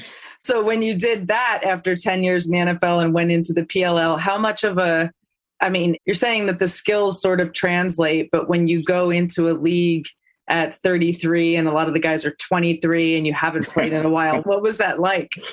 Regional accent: Livingston, New Jersey, United States; I grew up in Livingston

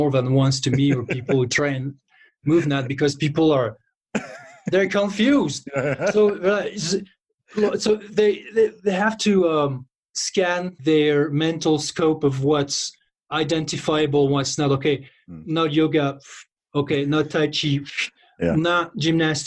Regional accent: close to Paris, near Fontainebleau, Île-de-France, France; I grew up close to Paris

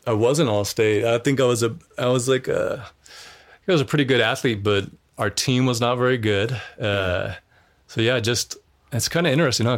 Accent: Missoula, Montana, United States; moved away; we grew up in in Missoula, so it's it's more of like an urban like city

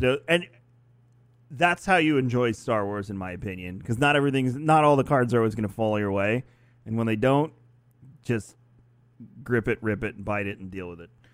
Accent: New York, United States; I'm from New York

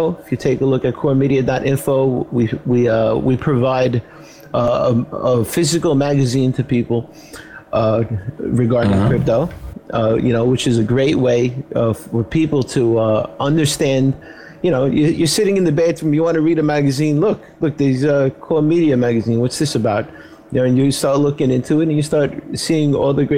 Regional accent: New York City, New York, United States; I'm from Brooklyn, where most Italians end up

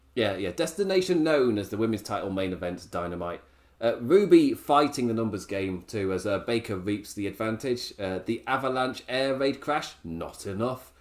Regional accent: England, United Kingdom; I'm English

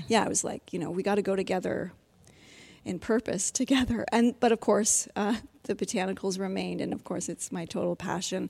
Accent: Ontario, Canada; I grew up in, I was raised in Ontario

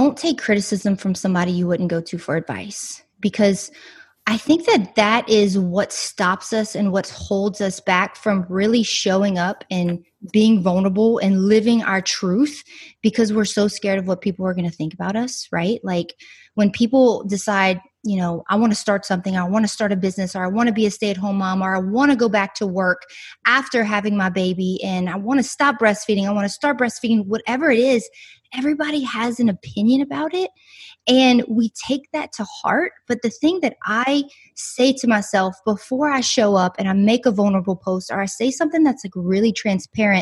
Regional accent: South Louisiana, United States; I'm from South Louisiana. So like Cajun country, swamp people

